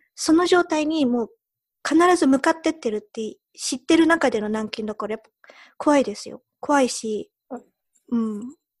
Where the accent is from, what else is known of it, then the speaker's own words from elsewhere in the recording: United Kingdom; moved away; also born or lived in Japan; 日本生まれイギリス育ちの2人がロンドンと東京からお送りする